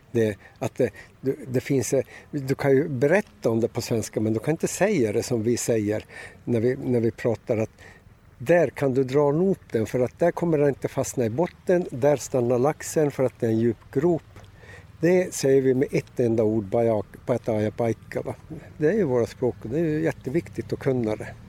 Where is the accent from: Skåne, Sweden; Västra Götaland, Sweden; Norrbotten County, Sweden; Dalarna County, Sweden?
Norrbotten County, Sweden; Karesuando; Han visste att jag kom från Karesuando, jag var i Kiruna.